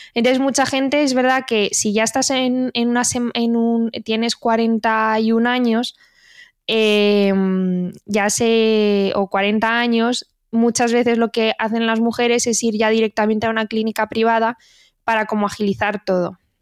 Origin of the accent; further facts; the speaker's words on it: Community of Madrid, Spain; conozco la comunidad de Madrid porque es donde me he formado, de donde soy yo, de donde somos nosotras